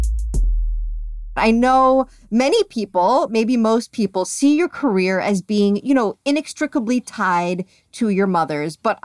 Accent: New York, United States; I'm from New York.

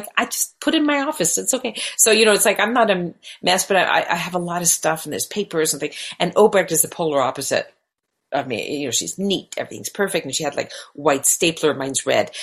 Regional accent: Canada; first language Hungarian; English is a second language; moved away as an adult; now in Los Angeles, United States; I grew up in Canada and I was born there.

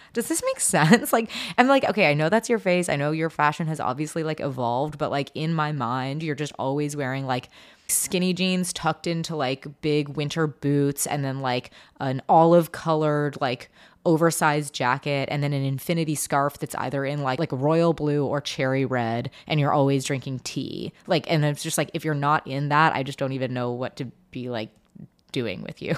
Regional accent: Seattle, Washington, United States; moved away; also born or lived in New York; I was from Seattle

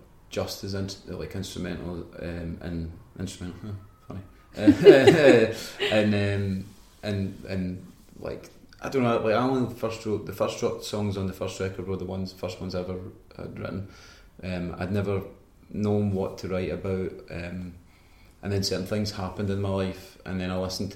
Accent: Banton, Scotland, United Kingdom; also born or lived in Falkirk / Kilsyth; growing up in Banton, it's like 20 minutes from Falkirk.

